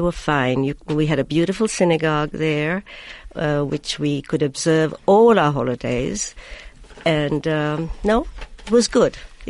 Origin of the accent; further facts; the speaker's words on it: Mumbai, Maharashtra, India; moved away as an adult; also born or lived in Pakistan / New Delhi, India / Milan, Italy / Savyon, Israel; now in Herzliya, Israel; Well, I was born in Pakistan, but I grew up in India.